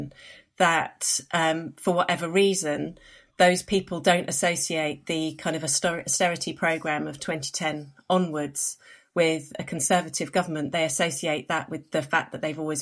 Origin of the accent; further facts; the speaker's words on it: London, United Kingdom; I'm a Londoner based in London